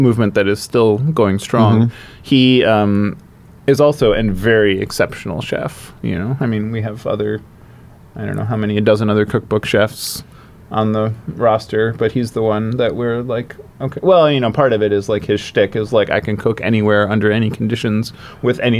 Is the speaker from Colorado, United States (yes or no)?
no; Cleveland, Ohio, United States; where I grew up in Cleveland